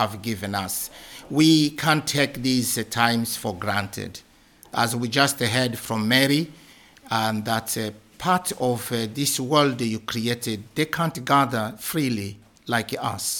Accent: DR Congo; moved away as an adult; also born or lived in Kenya; now in Scotland, United Kingdom; I come from the Democratic Republic of Congo.

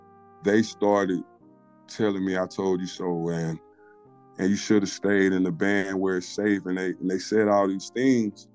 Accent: Mobile, Alabama, United States; I grew up in Mobile

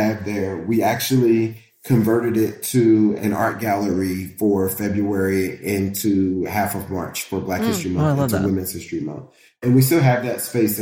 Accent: Indianapolis, Indiana, United States; now in Cincinnati, United States; that's my hometown

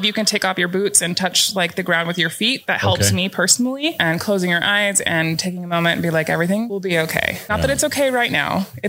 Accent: Pacific Northwest, United States; I thought that I was prepared coming from the Pacific Northwest and we have a lot of rain.

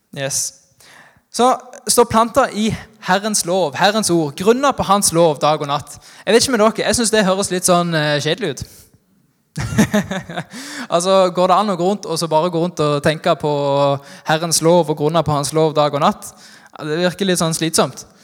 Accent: Norway; Jeg er fra Haua, men sier frukto

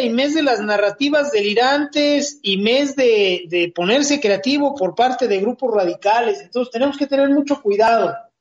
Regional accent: Mexico; nosotros como, eh, sociedad, como mexicanos de a pie

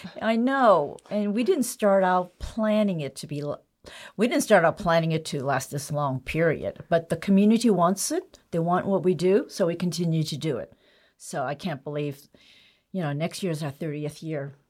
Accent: United States; Growing up Chinese American, you know, my parents always referred to home as China, whereas home for me is America.

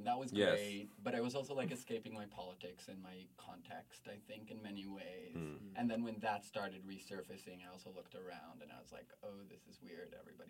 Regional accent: Jerusalem, Jerusalem District, Israel; I grew up in Jerusalem and society sort of viewed me as like a boy.

